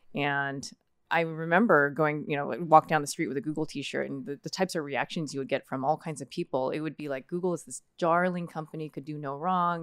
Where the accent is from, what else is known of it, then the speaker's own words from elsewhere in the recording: Fremont, California, United States; for the vast majority of my life was was raised here in the the Bay Area.